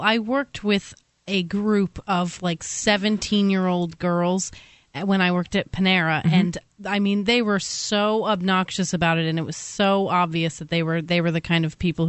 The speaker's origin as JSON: {"language": "English", "region": "Idaho", "country": "United States", "said": "We are from Idaho."}